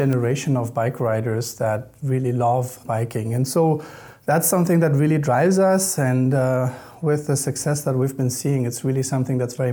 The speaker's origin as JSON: {"language": "English", "country": "Germany", "tie": "born or raised there", "also_born_or_lived": "Louisiana, United States", "moved": "as an adult", "lives_now": "United States", "said": "I'm originally from Germany, so I grew up in Germany."}